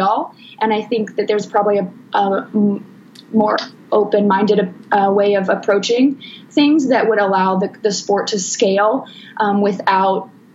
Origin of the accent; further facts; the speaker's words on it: Texas, United States; moved away; I grew up in Texas, and I've been back home.